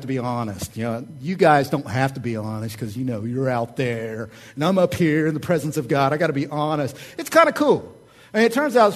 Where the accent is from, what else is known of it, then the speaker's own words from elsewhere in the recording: Oklahoma, United States; I'm from Oklahoma.